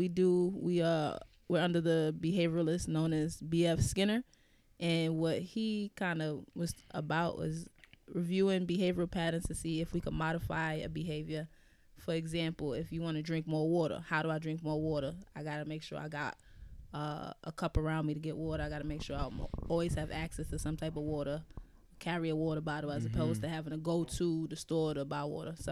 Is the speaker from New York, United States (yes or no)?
yes; New York City, New York, United States; I'm from Bed-Stuy.